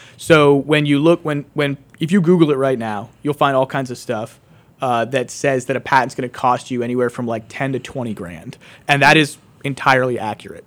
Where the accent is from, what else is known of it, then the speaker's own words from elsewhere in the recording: West Pittston, Pennsylvania, United States; born and raised in West Pittston, which is only like, maybe like fifteen minutes down the road